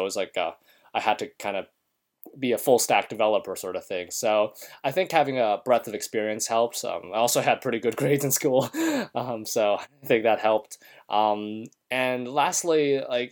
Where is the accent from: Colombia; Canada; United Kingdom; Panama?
Canada; moved away as an adult; now in United States; I am a Canadian citizen